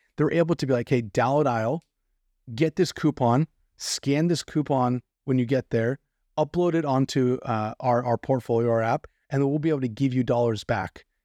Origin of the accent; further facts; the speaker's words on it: California, United States; myself as a Californian